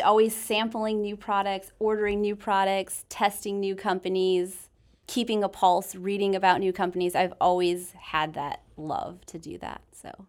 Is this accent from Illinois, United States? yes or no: no; Michigan, United States; moved away as an adult; also born or lived in the western US; born and raised in Michigan, uh, moved out west, lived out west for seven years